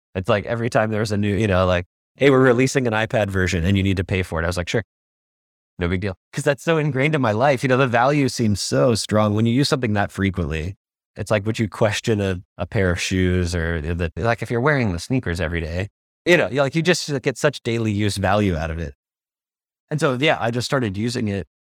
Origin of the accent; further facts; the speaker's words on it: United States; now in Singapore; I'm a American designer